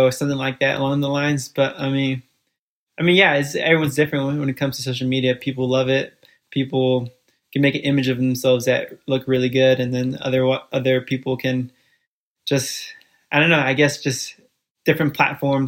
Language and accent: English; Fairfield, California, United States; first language Spanish; English is a second language; also born or lived in Guatemala City, Guatemala / Bronx, New York City; we moved out to Fairfield, California at the age of 4. And kind of how it played out, just growing up in Fairfield, California